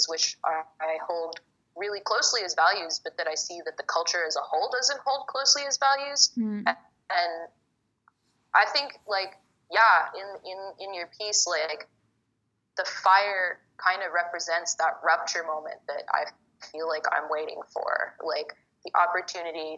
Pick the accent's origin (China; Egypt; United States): Egypt; I'm from Egypt